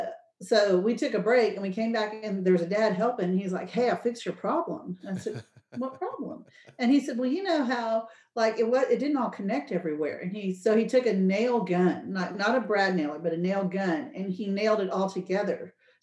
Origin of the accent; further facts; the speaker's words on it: Fort Bend County, Texas, United States; now in Katy, United States; I'm not from here. I'm from Fort Bend County though. You know, right down the road.